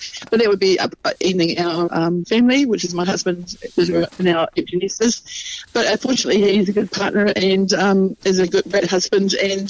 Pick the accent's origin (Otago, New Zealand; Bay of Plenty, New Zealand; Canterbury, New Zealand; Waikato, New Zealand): Waikato, New Zealand; Ngaruawahia; So at least we're from Narua Wahia, it's more in the centre of the district.